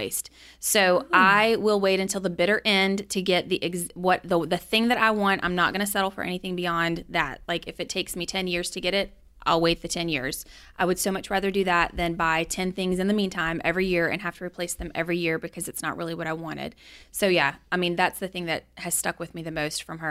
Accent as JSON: {"language": "English", "town": "Baton Rouge", "region": "Louisiana", "country": "United States", "tie": "born or raised there", "said": "I grew up in Baton Rouge"}